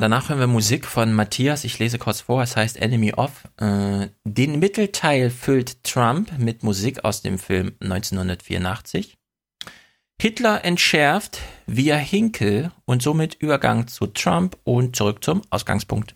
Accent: Jena, Thuringia, Germany; now in Frankfurt, Germany; ich komme ja aus Jena

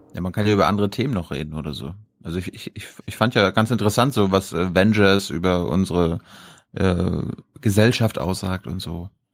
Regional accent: Berlin, Germany; als Berliner, der jetzt zurückgekommen ist

